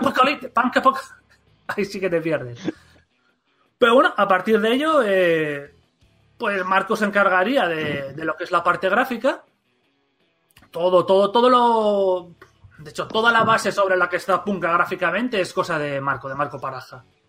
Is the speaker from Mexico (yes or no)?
no; Gijón, Asturias, Spain; nosotros también somos de Gijón